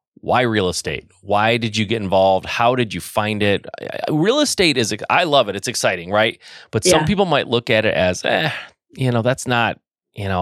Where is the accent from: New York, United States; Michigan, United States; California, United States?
Michigan, United States; I was born and raised in Michigan. I've lived in Michigan my whole life